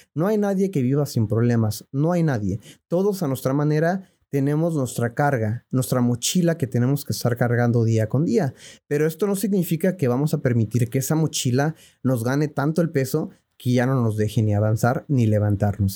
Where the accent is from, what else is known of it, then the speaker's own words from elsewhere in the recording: Mexico City, Mexico; yo nací en la Ciudad de México en el año de 1987.